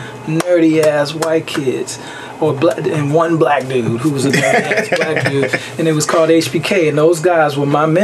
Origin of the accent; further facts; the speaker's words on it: Chicago, Illinois, United States; also born or lived in Louisiana; I was born in Chicago. I left there around kindergarten